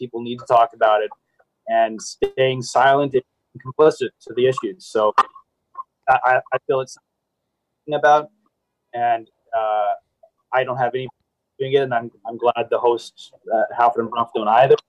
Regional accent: Vancouver, British Columbia, Canada; I'm born and raised in Vancouver, but my family's all American

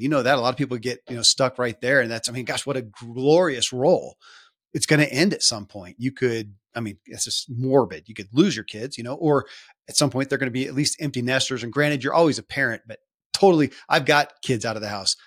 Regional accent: Kentucky, United States; born or raised there

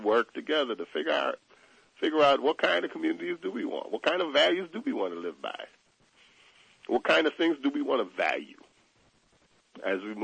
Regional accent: New York City, New York, United States; growing up in Bedford-Stuyvesant as a young black boy

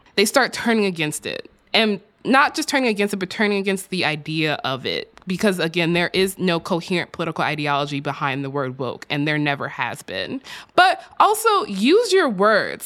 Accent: Texas, United States; my home state of Texas

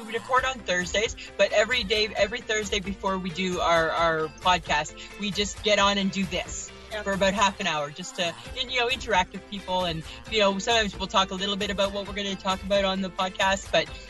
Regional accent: Toronto, Ontario, Canada; moved away; I'm originally from the Toronto area.

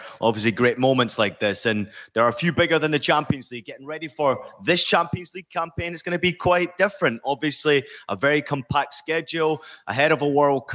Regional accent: Scotland, United Kingdom; growing up in Scotland, following Rangers and Celtic very closely

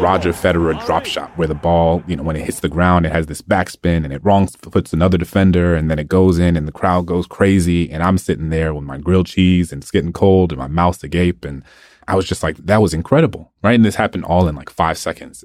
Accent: New Orleans, Louisiana, United States; Hurricane Katrina had uh, swept across my hometown. Um, eighty percent of New Orleans was underwater

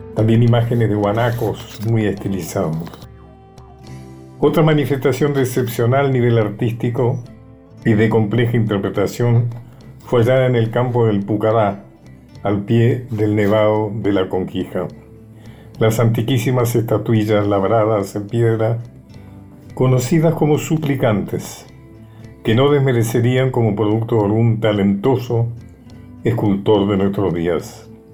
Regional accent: Argentina

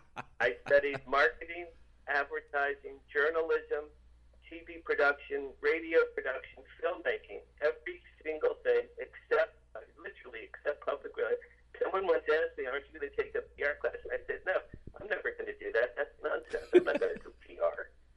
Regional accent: Asbury Park, New Jersey, United States; moved away as an adult; also born or lived in Boston / Los Angeles; I grew up in Asbury Park, New Jersey, the Jersey Shore.

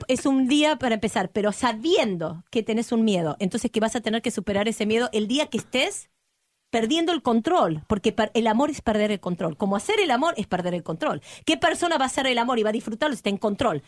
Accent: Argentina; soy argentina

